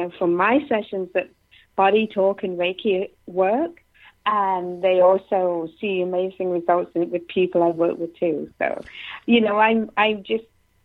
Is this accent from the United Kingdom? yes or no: yes; Nottingham, East Midlands, United Kingdom; moved away as an adult; now in Canada; I'm from England, from Nottingham